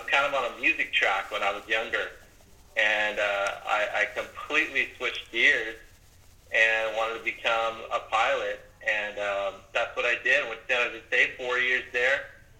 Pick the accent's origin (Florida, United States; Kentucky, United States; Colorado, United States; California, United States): California, United States; Coto de Caza; also born or lived in San Jose, California / Tempe, Arizona; I grew up in Orange County, California, and I was in a small town called Cotter de Caza.